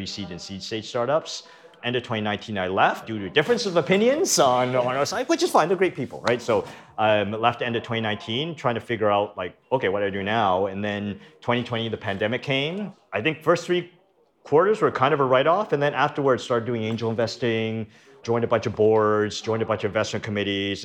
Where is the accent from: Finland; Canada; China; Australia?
Canada; moved away as an adult; now in United States; I'm originally from Canada, moved to the US to get rich